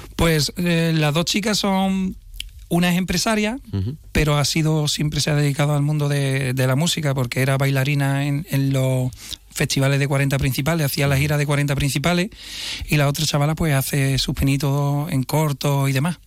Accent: Jerez de la Frontera, Andalusia, Spain; cuando ya saben que soy de Jerez

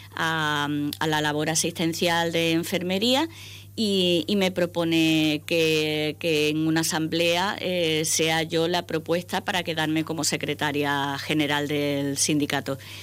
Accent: Ceuta, Spain; aterrizamos cuando yo tan solo tenía nueve añitos. Eh, empecé estudiando en el Colegio de, la Junta Obras del Puerto, que ahora ya no tiene ese nombre, pero entonces era el nombre que se le daba. Y, bueno, mm, he pasado toda mi vida en Ceuta

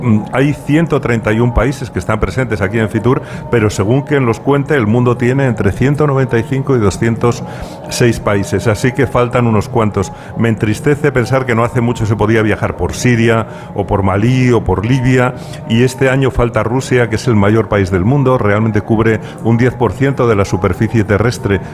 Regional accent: Spain; los españoles tenemos fama de vividores

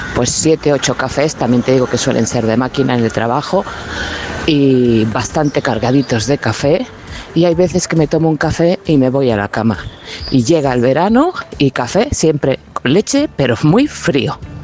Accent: Madrid, Community of Madrid, Spain; soy de Madrid

